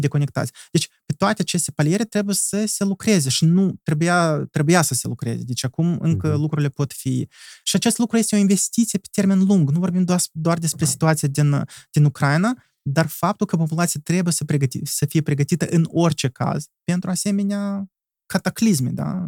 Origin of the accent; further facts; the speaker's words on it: Moldova; suntem moldoveni